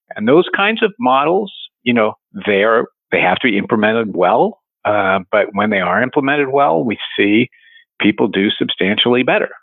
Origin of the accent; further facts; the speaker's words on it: West Virginia, United States; moved away; grew up in West Virginia and uh, it's ground zero for the opioid epidemic